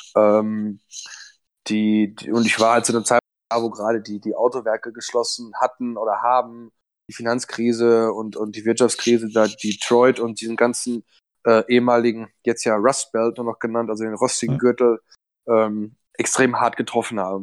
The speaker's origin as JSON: {"language": "German", "area": "Ruhr area", "region": "North Rhine-Westphalia", "country": "Germany", "said": "ich komme ja aus dem, aus dem Ruhrgebiet"}